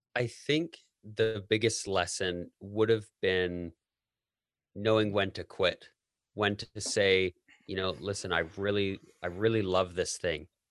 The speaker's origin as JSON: {"language": "English", "country": "Canada", "also_born_or_lived": "United States", "moved": "as an adult", "said": "I'm Canadian"}